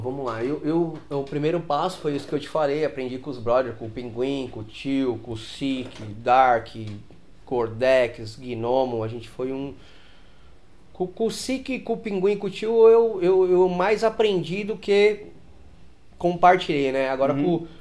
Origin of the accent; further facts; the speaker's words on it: São Paulo, Brazil; lá na minha quebrada, lá na Aricanduva